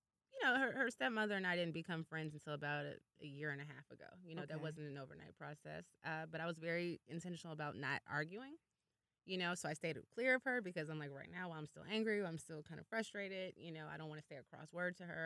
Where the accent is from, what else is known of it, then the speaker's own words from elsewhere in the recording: Chicago, Illinois, United States; moved away; we're both from Chicago and met out here